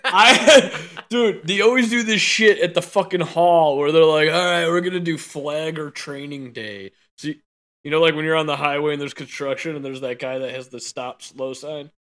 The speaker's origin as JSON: {"language": "English", "town": "Arlington Heights", "region": "Illinois", "country": "United States", "said": "I'm from Arlington Heights."}